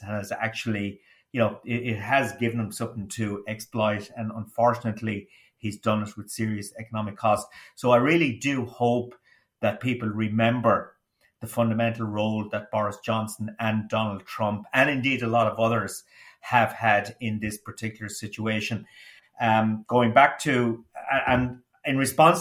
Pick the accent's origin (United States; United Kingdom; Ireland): Ireland; As an Irish person